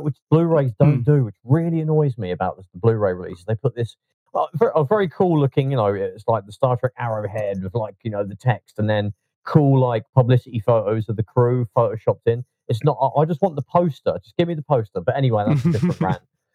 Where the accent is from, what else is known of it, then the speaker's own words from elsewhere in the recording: Leicester, East Midlands, United Kingdom; now in London, United Kingdom; I was growing up in Leicester in those days, that's where I'm from originally